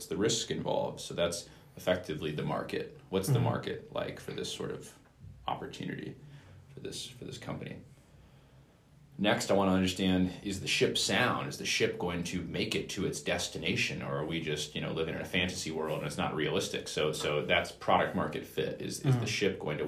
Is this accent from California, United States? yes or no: yes; Bay Area, Silicon Valley, California, United States; growing up in the Bay Area, in the Silicon Valley